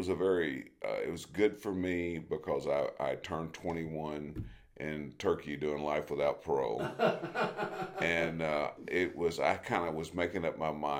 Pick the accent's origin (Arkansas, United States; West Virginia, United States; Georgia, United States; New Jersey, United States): Arkansas, United States; Camden; also born or lived in El Dorado, Arkansas / Independence, Missouri; now in Crane, United States; I was raised in Ouachita County.